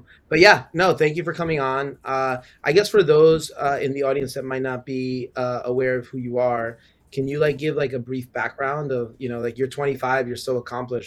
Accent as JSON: {"language": "English", "town": "New York City", "region": "New York", "country": "United States", "also_born_or_lived": "Ecuador / Uruguay", "moved": "as an adult", "lives_now": "Puerto Rico", "said": "I'm originally from New York. My parents are from Ecuador and Uruguay, but I moved to PR about 5 years ago"}